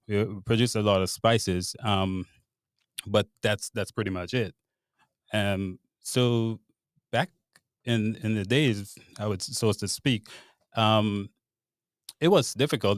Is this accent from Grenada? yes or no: yes; Grenada; moved away as an adult; now in Charlottesville, United States; I grew up in Grenada, I was born and raised in Grenada